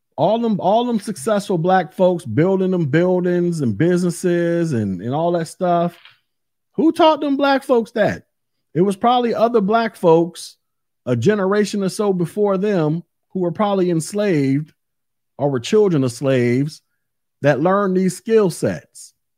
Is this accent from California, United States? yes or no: no; Florida, United States; I'm from Florida, born here, live here, and will die here